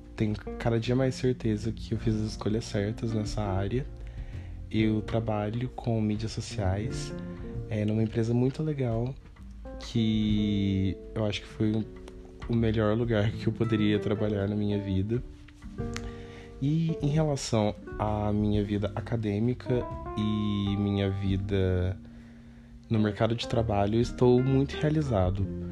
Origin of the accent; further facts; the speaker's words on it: Cruzeiro, São Paulo, Brazil; moved away as an adult; now in São Paulo, Brazil; na minha cidade natal, que é Cruzeiro, né? Como disse no começo do podcast, eu moro em São Paulo há 5 anos, mas eu não nasci aqui